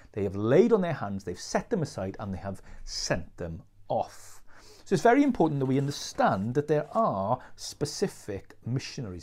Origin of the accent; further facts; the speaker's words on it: Wales, United Kingdom; as Welsh people